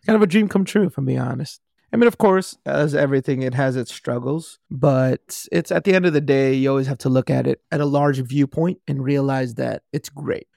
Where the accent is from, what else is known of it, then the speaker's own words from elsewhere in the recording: Compton, California, United States; I grew up in Compton